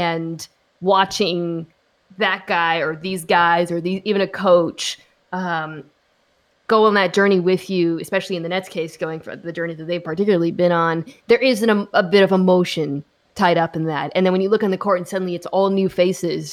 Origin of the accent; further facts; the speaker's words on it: Seattle, Washington, United States; I am from Seattle